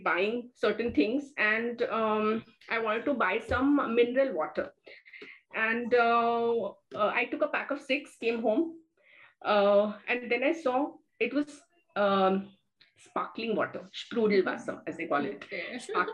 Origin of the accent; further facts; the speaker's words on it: India; as an Indian.